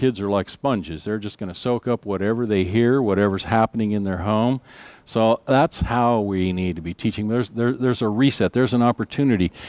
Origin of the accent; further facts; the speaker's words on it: United States; our rights as United States citizens